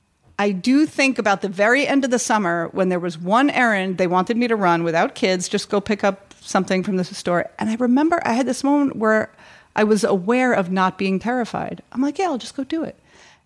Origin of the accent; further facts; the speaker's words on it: New York, United States; as a New Yorker